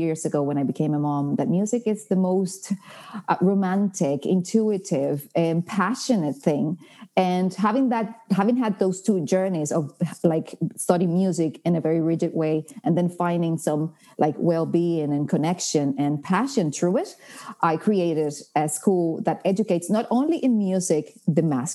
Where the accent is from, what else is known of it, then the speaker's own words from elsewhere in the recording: Dominican Republic; English is a second language; moved away as an adult; also born or lived in Barcelona, Spain / United Kingdom; now in Ireland; I am from the Dominican Republic, have been living in Ireland for the last 10 years